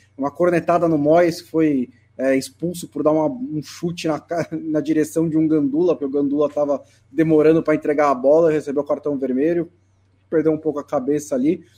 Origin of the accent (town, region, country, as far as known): Brazil